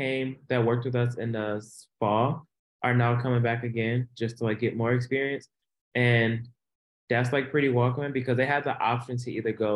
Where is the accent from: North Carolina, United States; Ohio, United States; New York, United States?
Ohio, United States; Cleveland; also from Cleveland, Ohio.